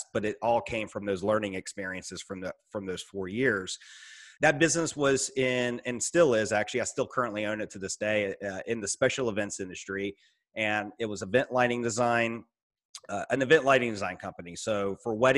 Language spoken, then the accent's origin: English; Roanoke, Virginia, United States; also born or lived in Richmond, Virginia; actually move 3 hours from the company to my hometown in Roanoke, Virginia